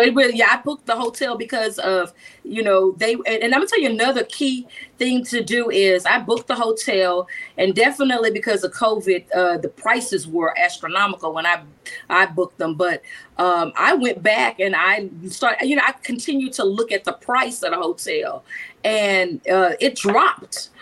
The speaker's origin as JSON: {"language": "English", "region": "Texas", "country": "United States", "said": "I'm from Texas"}